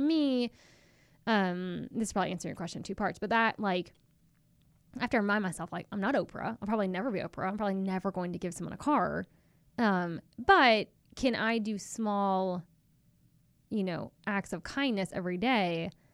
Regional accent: Chapel Hill, North Carolina, United States; I actually grew up in Chapel Hill, uh, North Carolina

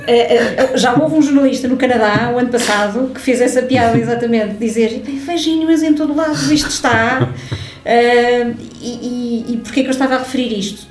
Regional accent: Lisbon, Portugal; moved away as an adult; now in Algarve, Portugal; Eu sou de Lisboa

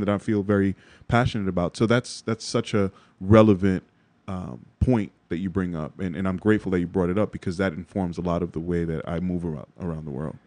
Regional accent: New York City, New York, United States; also born or lived in Jersey City, New Jersey; in Bronx native

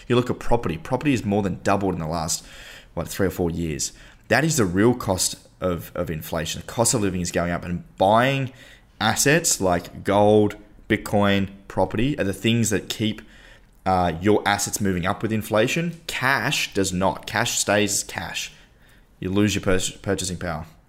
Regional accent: Tasmania, Australia; We come from Tasmania

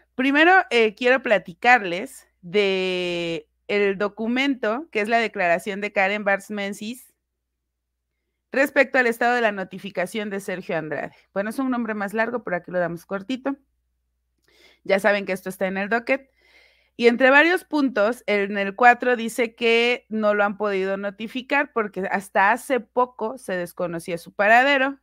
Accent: Puebla, Mexico; soy originaria de Puebla

